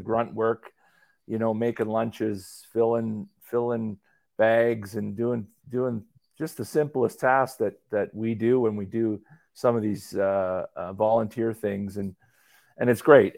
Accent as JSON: {"language": "English", "town": "Calgary", "region": "Alberta", "country": "Canada", "tie": "born or raised there", "said": "I grew up in Calgary"}